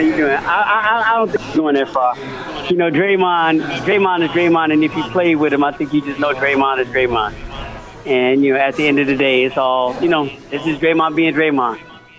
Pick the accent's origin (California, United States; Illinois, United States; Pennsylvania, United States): Illinois, United States; Chicago; I'm from Chicago